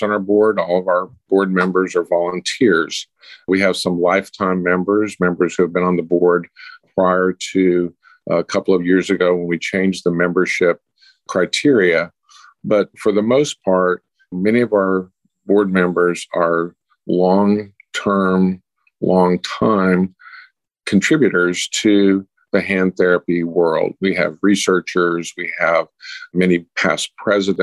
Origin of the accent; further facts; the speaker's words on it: Houston, Texas, United States; I'm from Houston, Texas